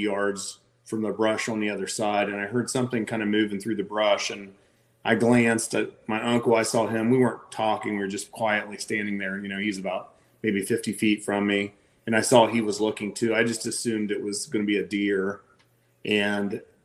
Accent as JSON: {"language": "English", "region": "Southeast Ohio", "country": "United States", "tie": "born or raised there", "moved": "as an adult", "lives_now": "Charleston, United States", "said": "I grew up in Southeast Ohio."}